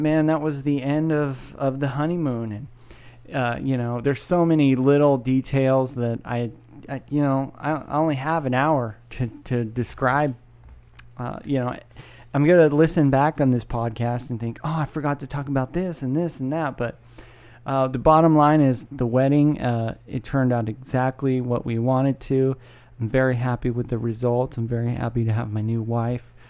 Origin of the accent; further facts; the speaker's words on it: Sacramento, California, United States; I'm from Sacramento